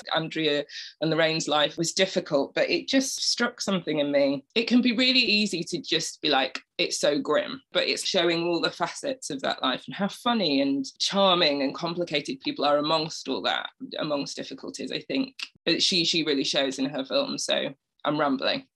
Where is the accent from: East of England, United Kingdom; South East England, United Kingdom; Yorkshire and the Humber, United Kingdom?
Yorkshire and the Humber, United Kingdom; Bradford; I grew up in a very working class area of Bradford on a council estate.